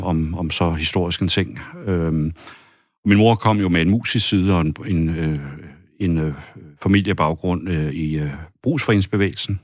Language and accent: Danish; Fjellerup, Central Denmark Region, Denmark; also born or lived in Copenhagen; jeg kæmper for den egen, jeg er født og opvokset med, altså min kærlighed til mit hjemsted